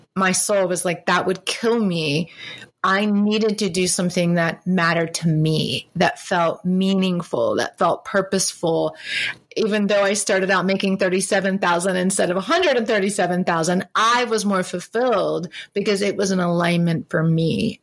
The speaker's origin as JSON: {"language": "English", "region": "South Carolina", "country": "United States", "tie": "born or raised there", "also_born_or_lived": "Boston / Charlotte, North Carolina", "moved": "yes", "said": "growing up in South Carolina"}